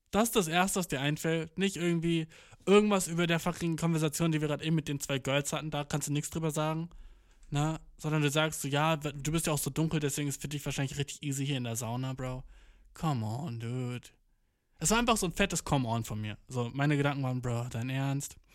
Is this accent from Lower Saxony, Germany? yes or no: yes; Göttingen, Lower Saxony, Germany; born there; ich habe gerade gesagt, ich bin in Göttingen geboren, ne?